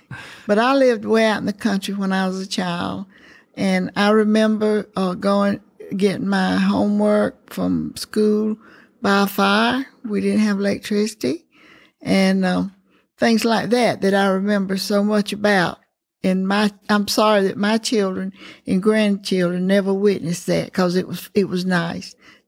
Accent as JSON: {"language": "English", "town": "Eufaula", "region": "Alabama", "country": "United States", "tie": "born or raised there", "accent": "Southern", "said": "Oh, well, I was born in Eufaula, Alabama. I was really out in the country, really way out in the country."}